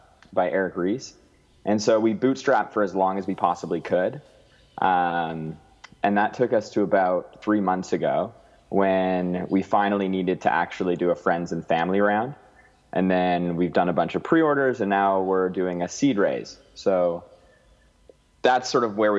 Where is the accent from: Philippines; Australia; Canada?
Canada; Alberta; now in Vancouver, Canada; I grew up in Alberta where it's so sunny all the time.